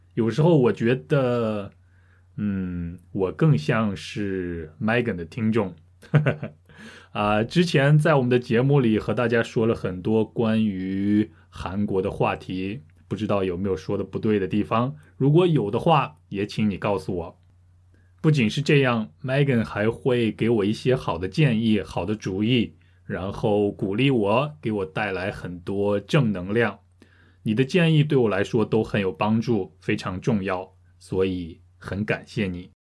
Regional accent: Hamburg, Germany; Chinese is a second language; 来自德国的汉堡

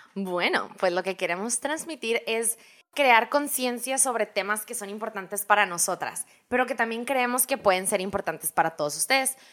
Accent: Hermosillo, Sonora, Mexico; moved away as an adult; also born or lived in New York, United States; now in Phoenix, United States; nacida y crecida en Hermosillo, Sonora.

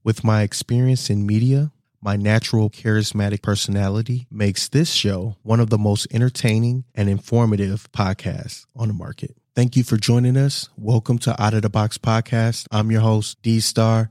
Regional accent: Wisconsin, United States; I was born and raised here in Wisconsin.

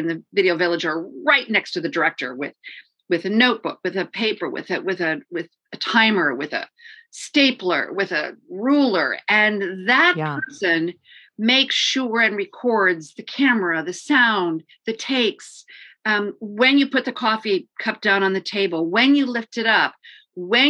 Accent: St. Joseph, Michigan, United States; also born or lived in Detroit, Michigan; I grew up in St. Joseph, Benton Harbor

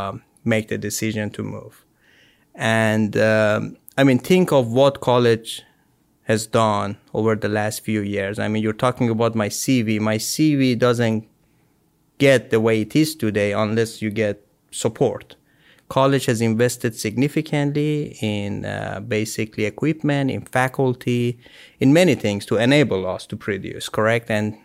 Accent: Iran; moved away as an adult; now in United States

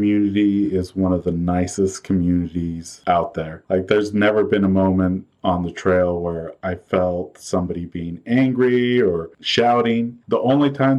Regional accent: Pacific Northwest, United States; born and raised in the Pacific Northwest

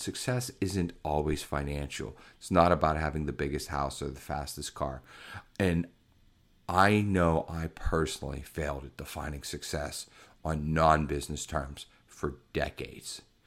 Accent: Pittsburgh, Pennsylvania, United States; I grew up in Pittsburgh, Pennsylvania

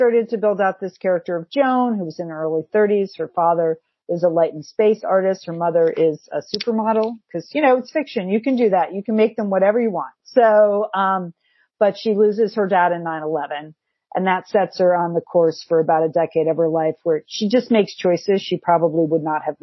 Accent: Connecticut, United States; moved away; also born or lived in Pasadena; I grew up in Connecticut

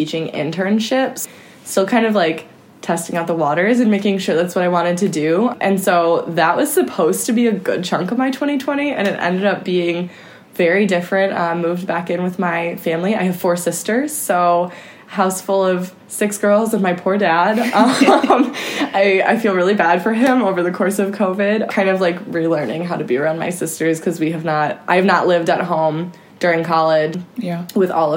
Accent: Chicago, Illinois, United States; I'm from the south suburbs of Chicago, born and raised

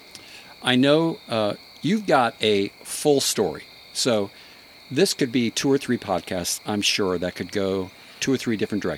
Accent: Maine, United States; I grew up in Maine

